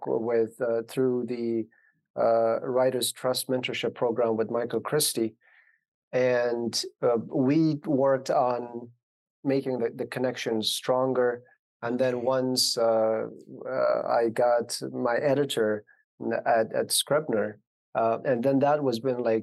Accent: Afghanistan; moved away; growing up in Afghanistan in the 90s.

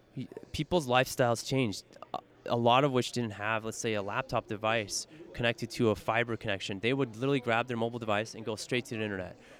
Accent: San Francisco, California, United States; I'm fortunate enough to be born and raised in San Francisco in the Bay Area

